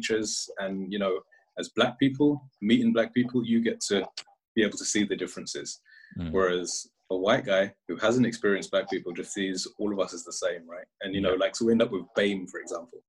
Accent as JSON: {"language": "English", "country": "United Kingdom", "said": "I would always say the UK"}